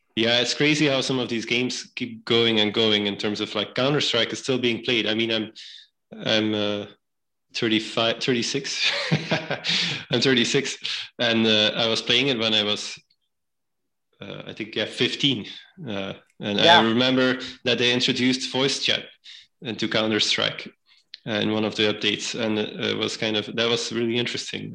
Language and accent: English; Belgium; moved away as an adult; now in New Haven, United States; I was born and raised in Belgium